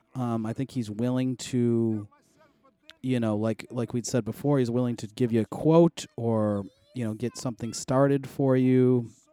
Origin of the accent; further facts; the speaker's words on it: Buffalo, New York, United States; moved away; a house in my hometown, so I'll have to get it next week when I go back to Buffalo